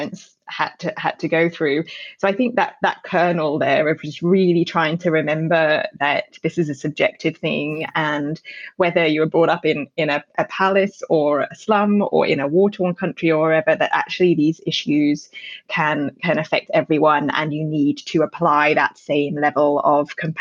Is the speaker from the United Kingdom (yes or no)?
yes; United Kingdom; now in Australia; as a Brit who moved, born and raised in the UK